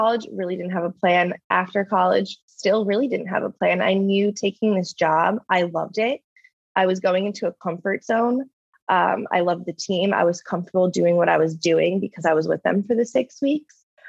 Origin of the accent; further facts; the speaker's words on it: New Jersey, United States; moved away as an adult; now in California, United States; I did a winter internship near my hometown in New Jersey